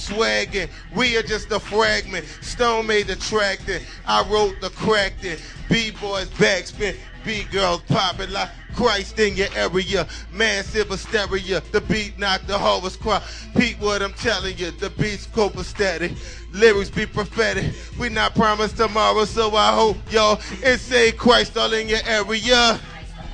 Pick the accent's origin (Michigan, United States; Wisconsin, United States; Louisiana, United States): Louisiana, United States; New Orleans; I came all the way from New Orleans, and one of the things we say in New Orleans, we say wine